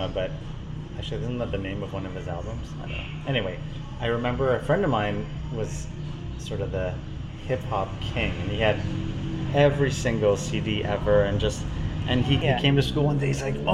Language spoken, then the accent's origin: English; Toronto, Ontario, Canada; I grew up in Toronto